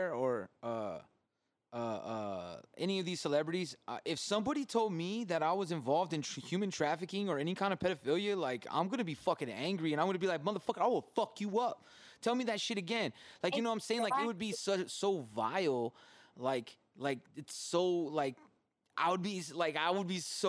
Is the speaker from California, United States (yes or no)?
yes; California, United States; moved away; being from California